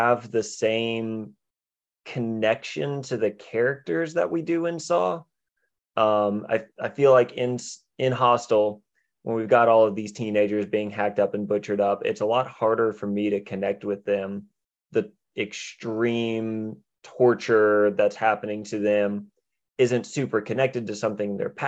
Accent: United States; I have never left the States myself

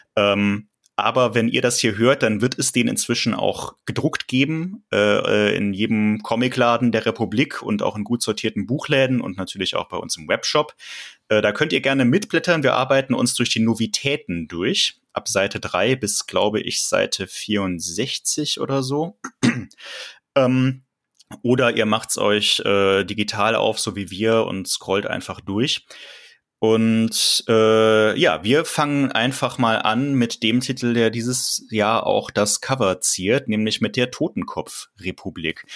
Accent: Cologne, North Rhine-Westphalia, Germany; ich komme ja gebürtig aus Köln tatsächlich und kenne die Stadt ein bisschen

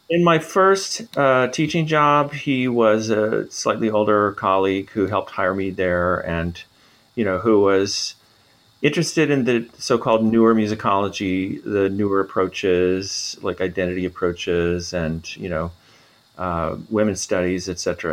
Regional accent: Minnesota, United States; moved away as an adult; now in Montreal, Canada; I'm from Minnesota, so Canada adjacent

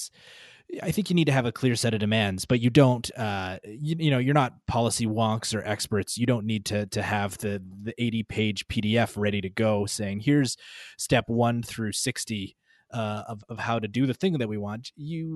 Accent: Calgary, Alberta, Canada; now in Edmonton, Canada; I'm in Edmonton, you know, I grew up in Calgary.

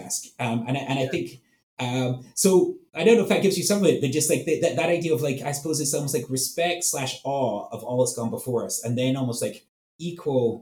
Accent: Edinburgh, Scotland, United Kingdom; moved away; my hometown in Edinburgh, Scotland

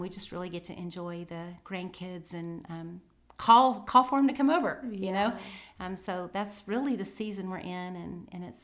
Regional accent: Tennessee, United States; born there; also born or lived in Texas / Alabama; and then to Texas, and back to Alabama, and then back to Texas. So, and I was born in Tennessee. So pretty much Southern through and through.

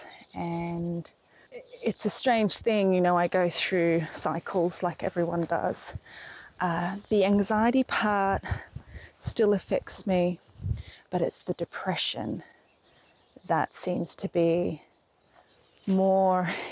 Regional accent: Queensland, Australia; moved away; back in my hometown in Queensland, in Australia

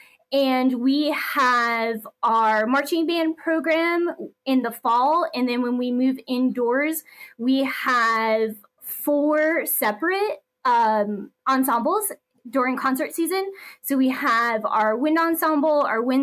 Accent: East Coast, United States; also born or lived in New Jersey / Georgia; now in Leander, United States; I'm originally from the East Coast, but I currently live in Leander, Texas

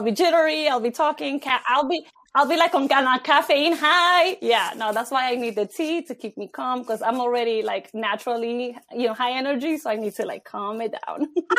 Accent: Ecuador; now in United States; I'm born in Ecuador. So when we came here, we came straight from Ecuador

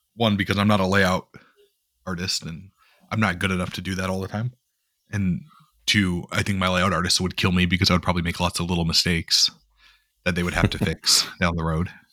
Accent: North Dakota, United States; I grew up in North Dakota

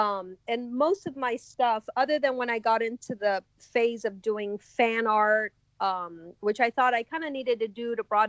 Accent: Miami, Florida, United States; now in Rabun Gap, Georgia, United States; I grew up in Miami where there's certain areas like the Wynwood Art District

